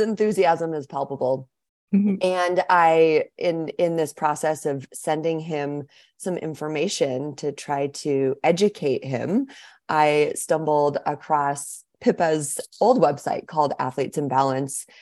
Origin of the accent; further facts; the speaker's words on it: Seattle, Washington, United States; moved away as an adult; also born or lived in Walla Walla, Washington; now in Anchorage, United States; I grew up in Seattle, Washington